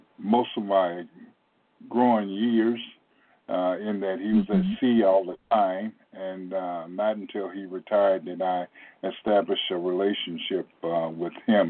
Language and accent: English; Portsmouth, Virginia, United States; I grew up in Portsmouth, Virginia